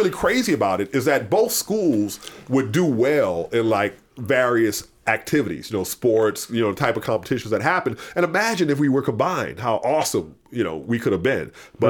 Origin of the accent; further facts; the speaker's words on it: Mississippi, United States; where I grew up in Jasper County, Mississippi, my mom would send me the newspapers from my hometown.